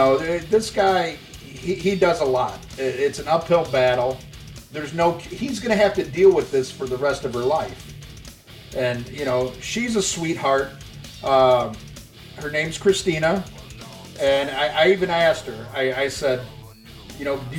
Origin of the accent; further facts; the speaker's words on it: Chicago, Illinois, United States; I'm from the Chicago area